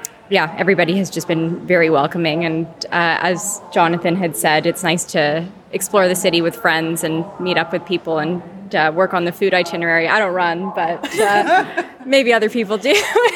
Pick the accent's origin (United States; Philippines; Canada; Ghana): Canada; Like I said, I'm from Canada.